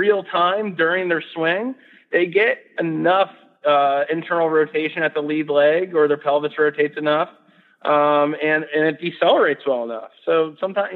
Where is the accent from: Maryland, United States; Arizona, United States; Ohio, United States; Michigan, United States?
Maryland, United States; Gaithersburg; I come from Gaithersburg, Maryland, which is a pretty busy suburb just outside D.C.